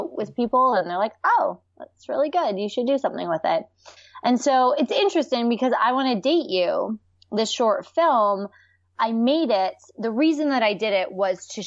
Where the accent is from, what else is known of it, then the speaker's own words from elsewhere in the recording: Canada; I'm Canadian